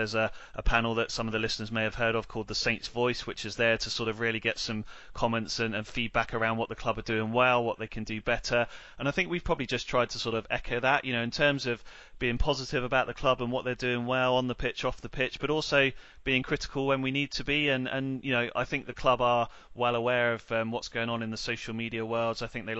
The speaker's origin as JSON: {"language": "English", "town": "Netley Abbey", "region": "South East England", "country": "United Kingdom", "tie": "born or raised there", "said": "I'm a Southampton lad, born and bred, Simon. So I grew up and spent 25 years growing up in Netley Abbey. So, you know, that's my neck of the woods."}